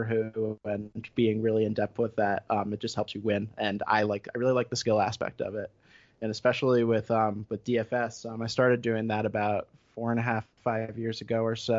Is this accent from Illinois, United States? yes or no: no; Westchester, New York, United States; now in Massachusetts, United States; From Westchester originally